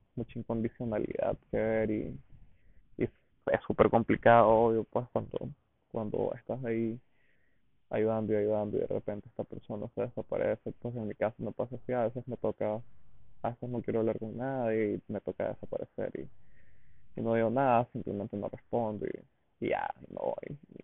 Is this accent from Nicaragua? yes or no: yes; Diriamba, Carazo, Nicaragua; me fui a vivir de nuevo a Iriamba, a la casa de mi mamá, pues porque no quería pagar renta y porque Diriamba, mi pueblo, que es un pueblito en Carazos